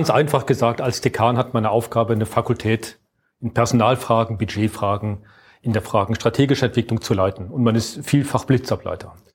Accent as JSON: {"language": "German", "town": "Aachen", "region": "North Rhine-Westphalia", "country": "Germany", "also_born_or_lived": "Dortmund", "said": "Also ich komme ursprünglich aus Aachen, habe mhm. dann lange, und das ist so meine berufliche Sozialisierung gewesen im Ruhrgebiet in Dortmund. Dort habe ich studiert, habe ich 20 Jahre gearbeitet."}